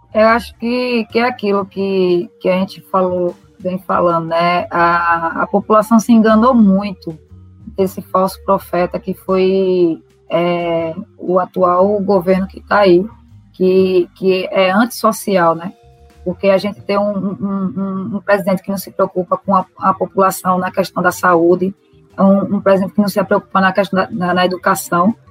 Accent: Recife, Pernambuco, Brazil; eu sou nascida e criada no Morro, é, no Morro da Conceição

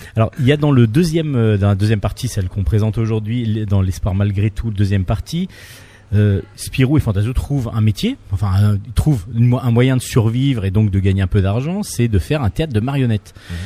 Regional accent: France; un lecteur français comme moi

